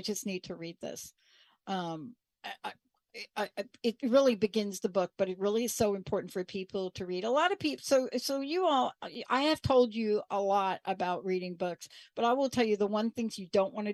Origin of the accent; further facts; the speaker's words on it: New York, United States; I grew up in New York.